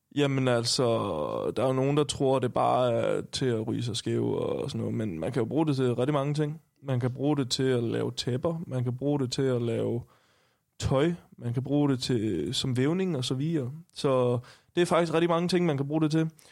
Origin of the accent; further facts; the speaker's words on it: Stenstrup, Southern Denmark, Denmark; now in Copenhagen, Denmark; jeg kommer fra en familiegård, hvor øh, ja, vi har haft grise og køer